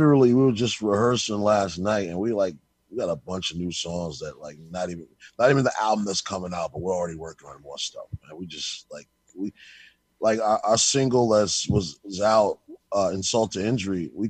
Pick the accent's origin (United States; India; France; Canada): United States; New York City, New York; We're from New York City, born and raised.